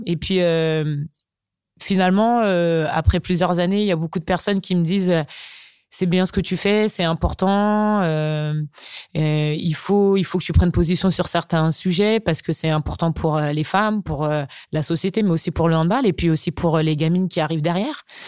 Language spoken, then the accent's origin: French; Chartres, Centre-Val de Loire, France; moi je suis née à Chartres tout simplement parce que mes parents sont arrivés en métropole bien avant. donc moi mes racines, bah c'est Chartres